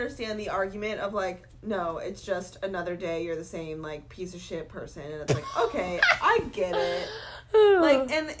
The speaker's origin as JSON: {"language": "English", "region": "Georgia", "country": "United States", "tie": "born or raised there", "said": "I grew up in Georgia."}